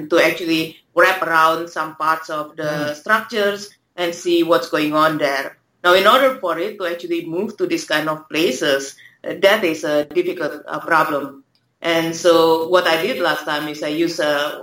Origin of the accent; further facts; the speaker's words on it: Indonesia; moved away as an adult; also born or lived in Singapore; now in Australia; I grew up in Indonesia